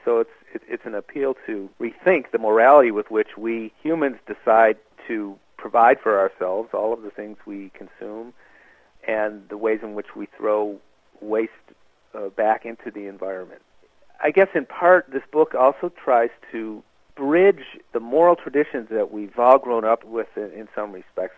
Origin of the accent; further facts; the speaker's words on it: Buffalo, New York, United States; also born or lived in Minnesota; now in Montreal, Canada; I'm actually an American. I was born in Minnesota, raised in Buffalo